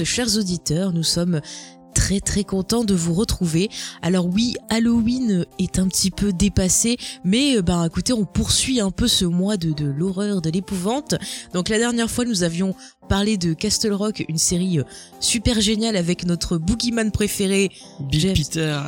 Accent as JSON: {"language": "French", "region": "south of France", "country": "France", "accent": "southern", "said": "avec mon magnifique accent euh, bien du sud"}